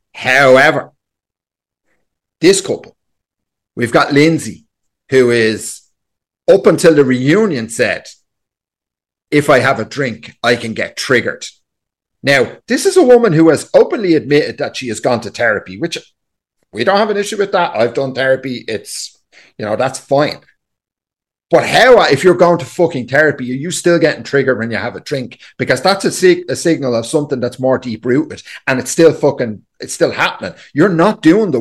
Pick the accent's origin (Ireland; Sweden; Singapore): Ireland